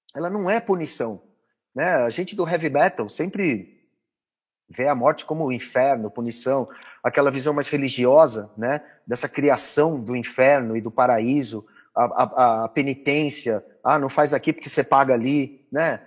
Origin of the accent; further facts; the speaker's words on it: Brazil; como brasileiro, como cidadão